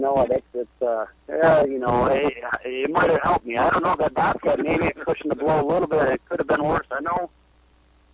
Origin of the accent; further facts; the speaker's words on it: near Watertown, New York, United States; Watertown, New York, like 10 minutes from my hometown